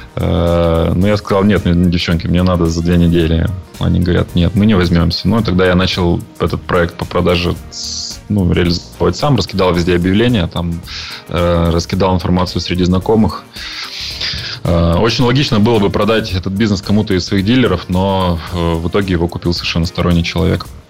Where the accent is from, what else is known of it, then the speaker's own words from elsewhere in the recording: Yekaterinburg, Sverdlovsk Oblast, Russia; moved away as an adult; now in China; я родился и вырос в Екатеринбурге